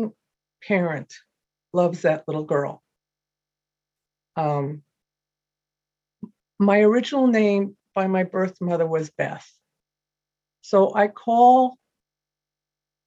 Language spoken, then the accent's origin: English; United States; moved away; I'm from New York originally, and I was an adopted child.